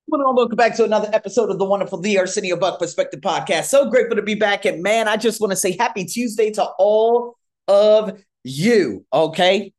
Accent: United States; moved away as an adult; now in Thailand; I'm from America.

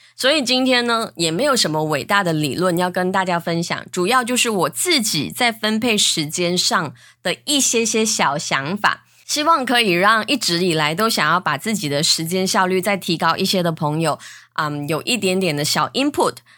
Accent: Malaysia; 我是来自马来西亚的

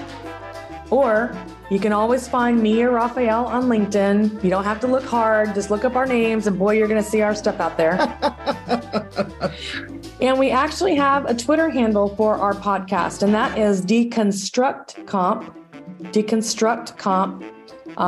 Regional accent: San Antonio, Texas, United States; I grew up in San Antonio, Texas

